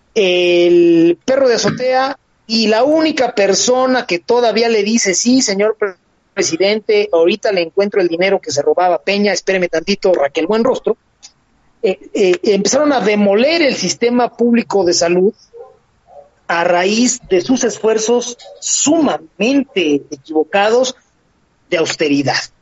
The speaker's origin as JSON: {"language": "Spanish", "country": "Mexico", "said": "como mexicanos"}